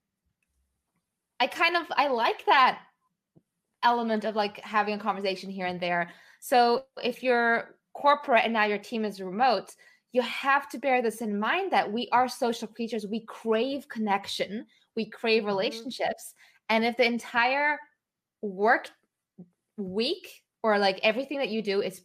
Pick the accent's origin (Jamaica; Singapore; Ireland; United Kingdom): Singapore; now in Netherlands; I grew up in Singapore